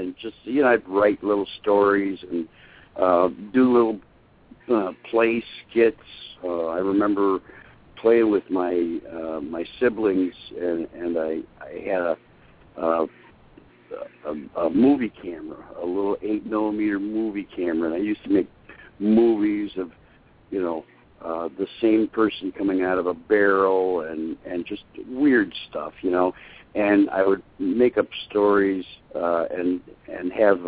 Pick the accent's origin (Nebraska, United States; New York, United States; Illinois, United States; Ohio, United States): New York, United States; Syracuse; moved away as an adult; now in Kentucky, United States; I grew up in Syracuse, New York.